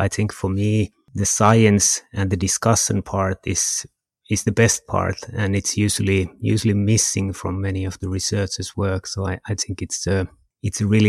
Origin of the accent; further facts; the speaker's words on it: Kajaani, Kainuu, Finland; also born or lived in Jyväskylä; I'm from Finland. I'm almost from the Arctic Circle. I'm from a place called Kajaani.